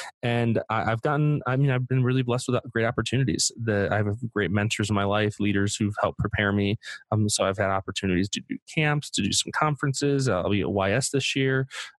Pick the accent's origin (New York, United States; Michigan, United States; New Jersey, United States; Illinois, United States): New York, United States; Buffalo; moved away as an adult; also born or lived in Manhattan, New York City / Missouri; now in California, United States; I grew up in Buffalo, New York. I was born in Manhattan, New York City, grew up in Buffalo, New York, and started college when I was 22, so a little older. And I went to college in Missouri